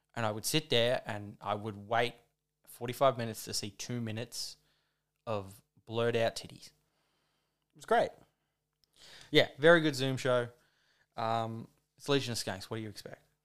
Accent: Australia; I'm an Australian

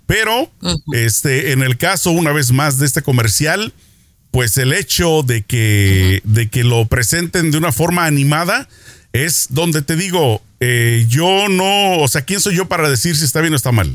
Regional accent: Mexico; now in Los Angeles, United States; mi niñez en México

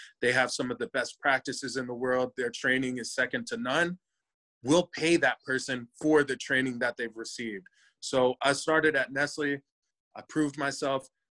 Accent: Cincinnati, Ohio, United States; born there; also born or lived in Michigan / Denver; I was born in Cincy. We moved to Michigan, then back to Ohio, and then out to Denver.

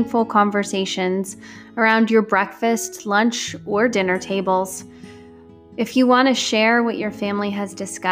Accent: Parkersburg, West Virginia, United States; I grew up in Parkersburg, West Virginia, and my family attended the Pink Church

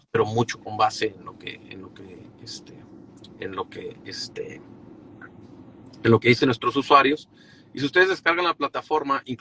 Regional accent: Torreón, Coahuila, Mexico; Yo originalmente soy de Torreón.

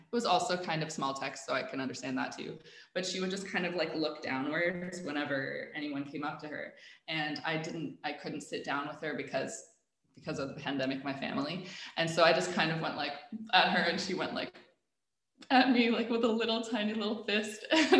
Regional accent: Dubai, United Arab Emirates; also born or lived in Abu Dhabi; And I was born in Abu Dhabi, so I lived there for like 5 years. Then I did most of my growing up in Dubai. So a lot of my formative years were spent in a British school in Dubai.

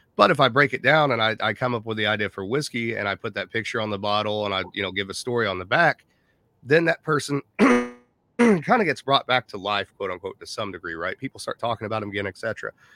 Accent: Indiana, United States; we're from Indiana

